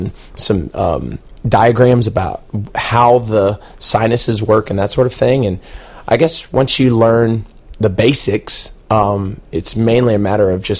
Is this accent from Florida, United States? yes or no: yes; Panama City, Florida, United States; I grew up in Panama City